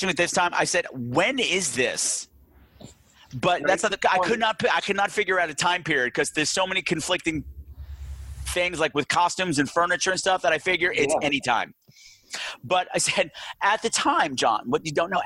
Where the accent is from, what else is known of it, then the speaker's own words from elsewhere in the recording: New York, United States; Growing up in New York, they had something called the 4:30 movie